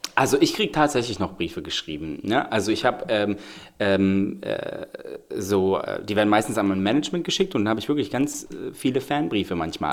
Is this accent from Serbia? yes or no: yes; Belgrade, Serbia; now in Germany; ich komme ja wirklich aus Belgrad